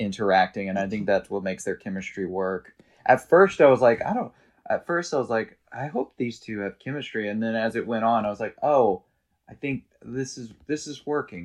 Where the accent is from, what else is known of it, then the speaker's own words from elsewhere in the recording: Arkansas, United States; now in New York City, United States; growing up in Arkansas